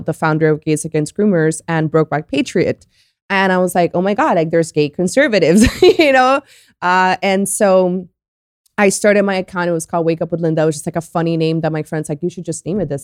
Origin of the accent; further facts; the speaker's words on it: Colombia; now in Miami, United States; I was born in Colombia, and I've been here since nineteen ninety-nine. I live in Miami.